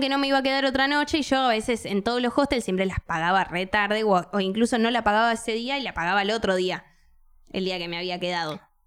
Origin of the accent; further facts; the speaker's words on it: Buenos Aires, Argentina; como buena porteña